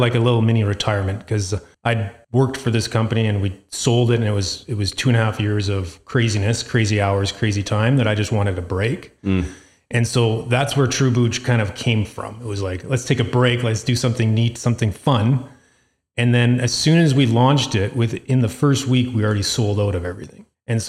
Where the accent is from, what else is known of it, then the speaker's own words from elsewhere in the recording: Calgary, Alberta, Canada; We're from Sunnyside area. And so Hillhurst Sunnyside Community Center in Calgary here has a random Wednesday night farmer's market.